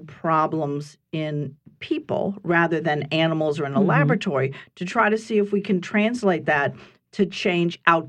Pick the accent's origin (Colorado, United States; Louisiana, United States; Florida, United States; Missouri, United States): Louisiana, United States; I'm a native, so I was raised in Louisiana, and I've worked here many years